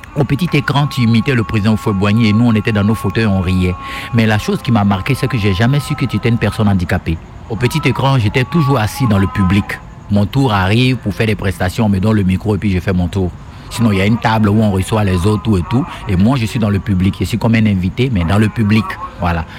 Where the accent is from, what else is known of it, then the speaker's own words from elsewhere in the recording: Côte d’Ivoire; Je suis né en Côte d'Ivoire